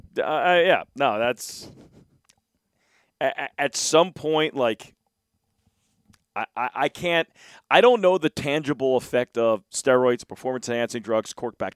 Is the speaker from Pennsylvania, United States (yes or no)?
yes; Philadelphia, Pennsylvania, United States; I grew up in Philadelphia